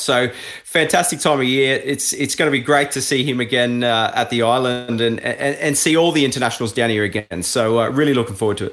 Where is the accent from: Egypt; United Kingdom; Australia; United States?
Australia; I'm an Aussie, you know, and it was great to come home and, and, and race in Australia